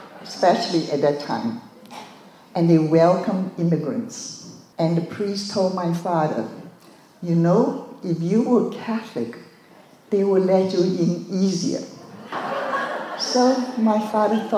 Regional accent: Shanghai, China; moved away; I was born in Shanghai, China, and both my parents were Buddhist.

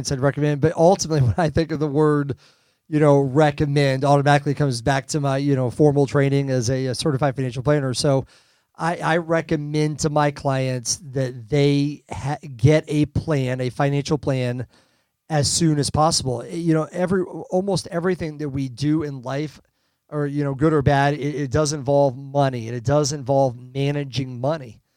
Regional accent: Rhode Island, United States; now in Kansas City, United States; I live in Kansas City now, but I grew up in Rhode Island.

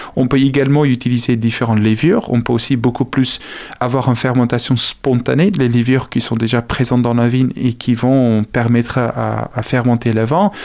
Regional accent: South Africa; French is a second language; now in France; je suis originaire d'Afrique du Sud

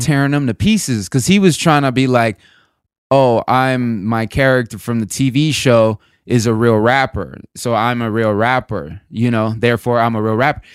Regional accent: the South, United States; moved away; also born or lived in East Coast; I grew up in the South

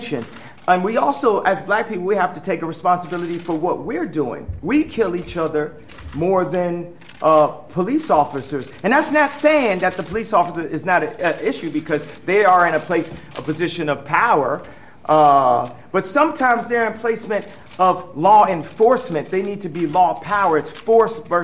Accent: Chicago, Illinois, United States; my hometown of Chicago

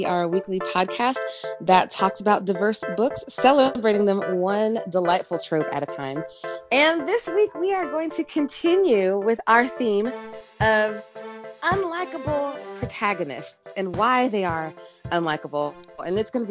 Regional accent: the South, United States; I grew up in the South, and so you are always taught to be like sweet as pie in the South

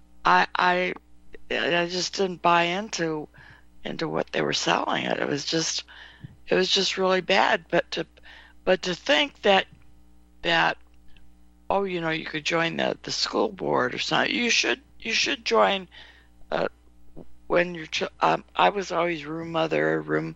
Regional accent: California, United States; also born or lived in Nevada; I was born in Nevada, grew up in California

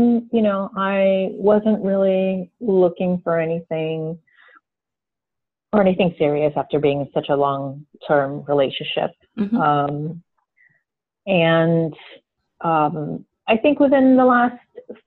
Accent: South Florida, United States; moved away as an adult; I'm originally from South Florida. I moved away and I came back about 6 years ago

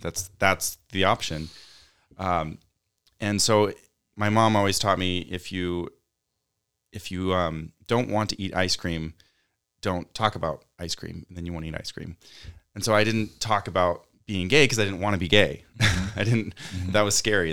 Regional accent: Utah, United States; growing up in a conservative place like Utah

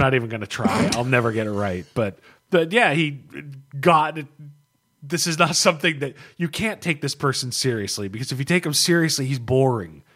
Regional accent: United States; I'm an American

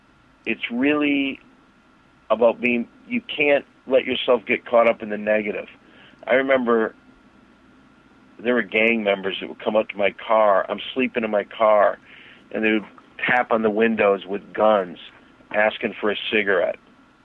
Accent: Saginaw Township, Michigan, United States; I came from Saginaw Township, Michigan, kind of off the bus

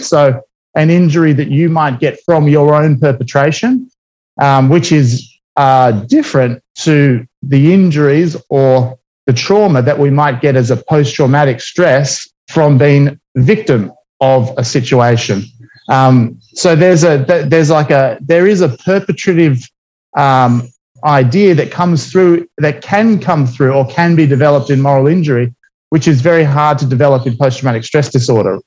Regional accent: Australia; I'm Australian by well, Australian born

